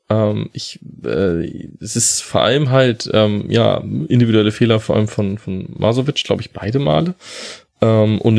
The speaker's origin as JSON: {"language": "German", "town": "Kiel", "region": "Schleswig-Holstein", "country": "Germany", "tie": "born there", "said": "dass ich als gebürtiger Kieler ähm, die Holstein aus Kiel auch ein bisschen näher verfolge"}